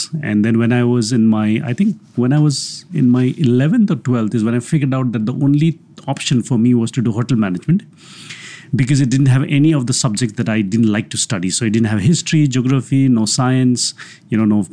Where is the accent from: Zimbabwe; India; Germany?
India; Darjeeling, West Bengal; moved away as an adult; now in Delhi, India; I am originally from Darjeeling, and I have been living here in Delhi since 26 years now